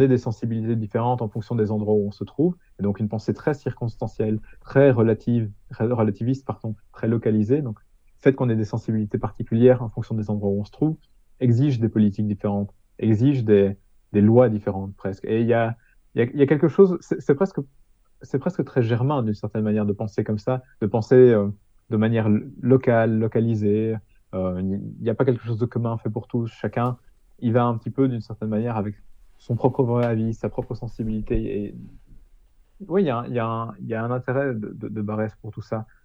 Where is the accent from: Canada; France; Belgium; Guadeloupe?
Belgium; Hainaut, Wallonia; je suis belge dans mon cas, je suis belge du Hainaut